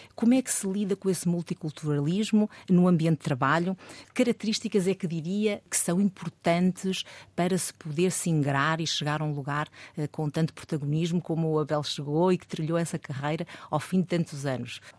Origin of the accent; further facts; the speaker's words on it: Madeira, Portugal; eu sou da Madeira